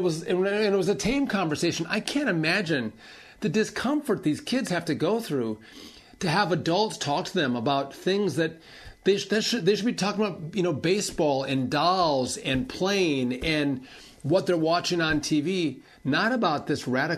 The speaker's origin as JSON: {"language": "English", "region": "Wisconsin", "country": "United States", "said": "In my home state of Wisconsin, this school push to indoctrinate our kids, to sexualize our kids, is in full force and effect."}